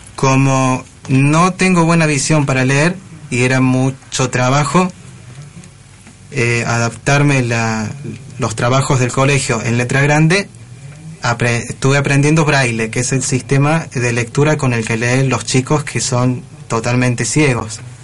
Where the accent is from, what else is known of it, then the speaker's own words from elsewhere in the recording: Córdoba, Argentina; Soy de Córdoba capital